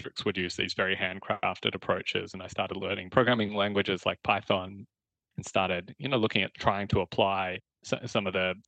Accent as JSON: {"language": "English", "country": "Australia", "moved": "yes", "said": "You can tell I'm Australian originally. I graduated from Melbourne University"}